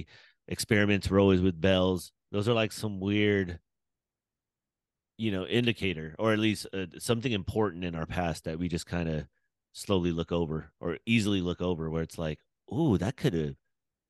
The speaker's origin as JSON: {"language": "English", "town": "Sacramento", "region": "California", "country": "United States", "said": "I'm from the North Cali"}